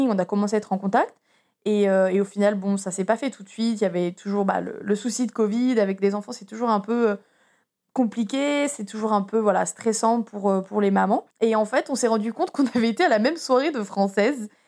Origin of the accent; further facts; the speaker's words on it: France; now in Petaluma, United States; J'avais une au pair française, Paris, qui, habite, qui venait d'à peu près vers chez moi en Franc